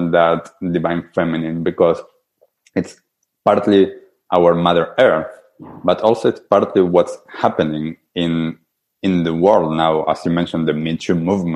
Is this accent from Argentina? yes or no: yes; Argentina; now in New Zealand; growing up in Argentina, the Pachamama was always such a big thing